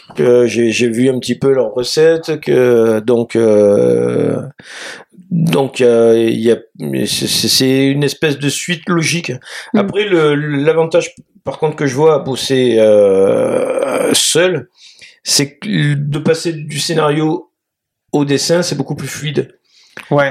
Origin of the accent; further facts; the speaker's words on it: Marseille, Provence-Alpes-Côte d'Azur, France; je vis, je viens de Marseille